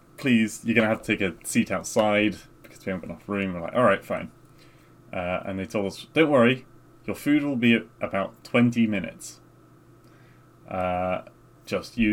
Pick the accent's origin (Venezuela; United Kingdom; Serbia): United Kingdom; We're British